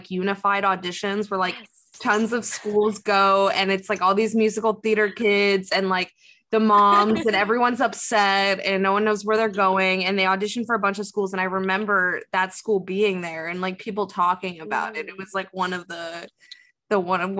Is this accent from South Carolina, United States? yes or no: no; South Florida, United States; moved away as an adult; also born or lived in Allentown, Pennsylvania; now in New York City, United States; I'm from South Florida.